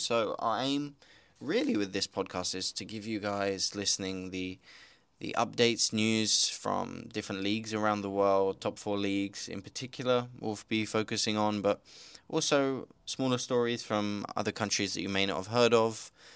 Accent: United Kingdom; moved away; also born or lived in Slovakia; I'm British, as you may hear, but also half Slovak

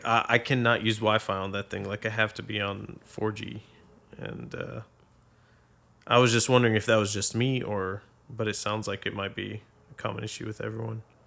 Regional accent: Boston, Massachusetts, United States; also born or lived in Saudi Arabia / Abu Dhabi; now in Arlington, United States; I'm originally from Boston, Massachusetts

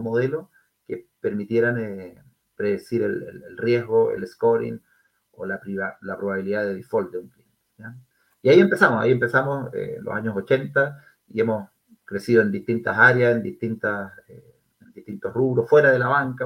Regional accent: Concepción, Biobío, Chile; moved away; soy de Concepción, soy penquista, como, como probablemente muchos de los, auditores. Eh, nacido y criado en, nuestra Concepción

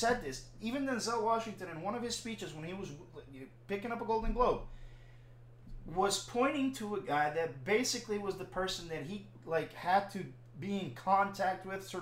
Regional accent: Puerto Rico; I'm fucking Caribbean, I'm from Puerto Rico

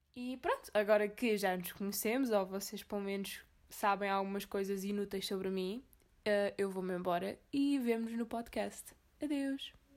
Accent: Azores, Portugal; eu sou dos Açores

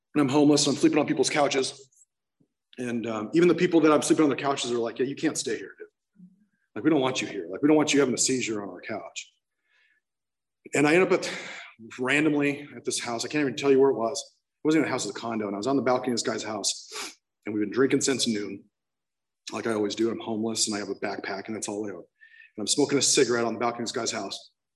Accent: San Clemente, California, United States; I ended up in rehab in Laguna Beach because I'm from San Clemente

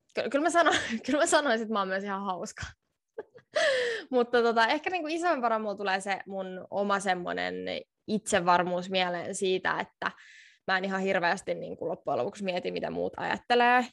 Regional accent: Finland; moved away as an adult; now in Tallinn, Estonia; mä oon Suomesta ja mä opiskelen täällä Tallinnassa

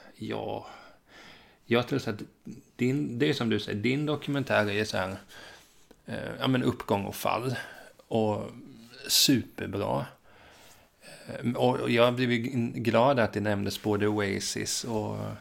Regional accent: Hultsfred, Kalmar County, Sweden; jag är ju från Hultsfred

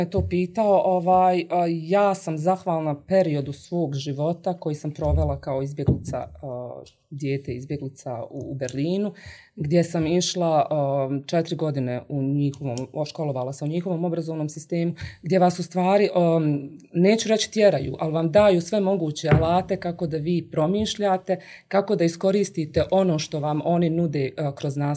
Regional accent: Livno, Federation of Bosnia and Herzegovina, Bosnia & Herzegovina; also born or lived in Germany; jer se ja vraćam u malu sredinu, to je moj rodni grad Livno

